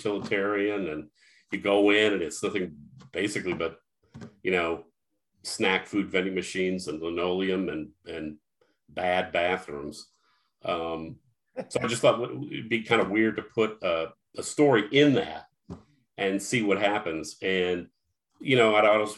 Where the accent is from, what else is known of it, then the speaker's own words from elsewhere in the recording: St. Louis, Missouri, United States; now in Illinois, United States; I'm from Missouri, St. Louis, but we live in Illinois now